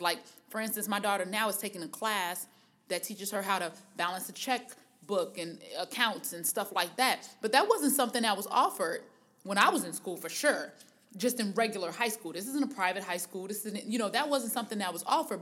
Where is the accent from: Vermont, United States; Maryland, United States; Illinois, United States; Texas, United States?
Illinois, United States; Harvey; I'm from Harvey, which anybody that knows about anything in the Chicagoland area, or the surrounding neighborhoods know that Harvey is a suburb.